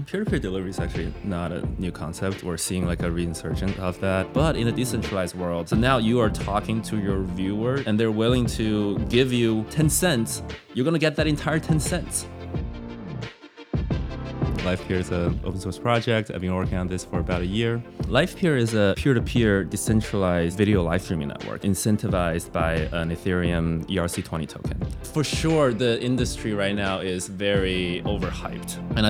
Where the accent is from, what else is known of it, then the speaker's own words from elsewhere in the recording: New York, United States; also born or lived in San Francisco; I'm from New York